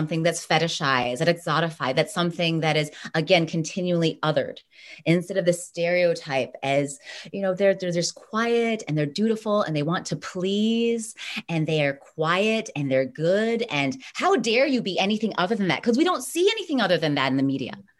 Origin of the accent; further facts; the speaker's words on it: United States; I was born here. I'm American